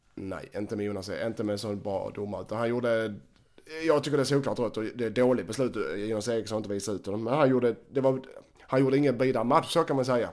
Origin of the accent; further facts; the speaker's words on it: Helsingborg, Skåne, Sweden; som helsingborgare